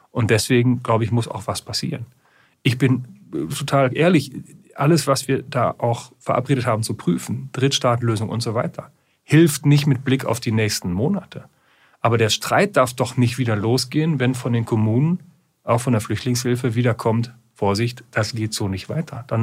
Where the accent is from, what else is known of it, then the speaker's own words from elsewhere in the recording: Germany; Wir haben in den Niederlanden gesehen, Sie wissen, wo ich herkomme, direkt an der holländischen Grenze. Deswegen gucke ich da sehr genau hin.